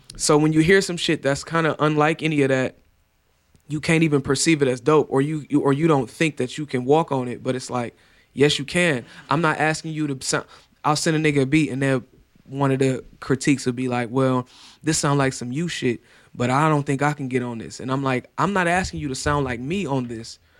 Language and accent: English; Cleveland, Ohio, United States; I'm from Cleveland.